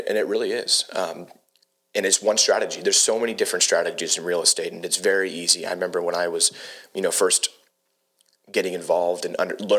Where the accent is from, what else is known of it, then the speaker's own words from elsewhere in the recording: Huntington Beach, California, United States; moved away as an adult; also born or lived in San Diego, California; now in Lexington, United States; born and raised in Huntington.